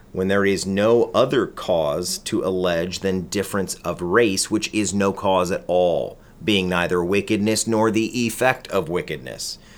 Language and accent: English; United States; we as American Christians